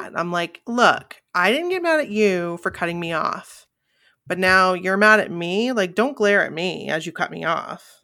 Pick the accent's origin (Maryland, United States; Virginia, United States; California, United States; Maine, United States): Maine, United States; Bangor; we are two girls from Bangor, Maine